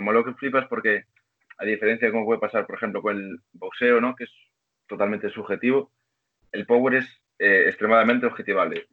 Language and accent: Spanish; Vigo, Galicia, Spain; Soy gallego, tío, de Vigo